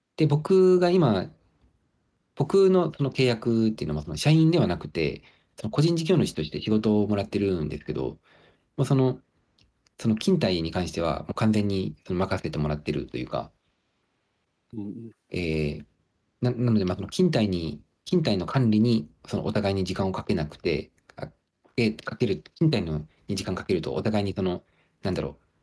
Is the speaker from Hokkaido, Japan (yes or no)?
yes; Hokkaido, Japan; moved away as an adult; also born or lived in Aomori / Sendai / Kobe / Kyoto; now in Ishigaki, Japan; 僕はなんかその北海道で、まあ、生まれ育って、で、青森、仙台、神戸で